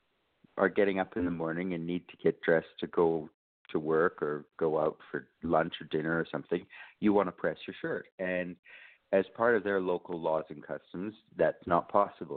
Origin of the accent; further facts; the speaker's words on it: Canada; now in Brisbane, Australia; I should say I'm all the way from Australia, but I am a Canadian originally